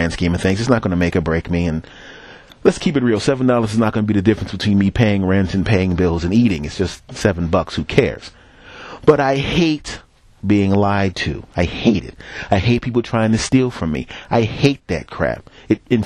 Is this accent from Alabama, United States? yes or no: no; Philadelphia, Pennsylvania, United States; moved away; also born or lived in New York / Los Angeles; I'm from Philadelphia. I lived in New York